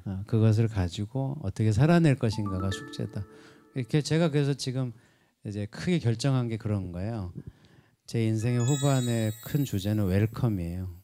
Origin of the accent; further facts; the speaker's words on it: Jeju Island, South Korea; moved away; 제주도가 고향인데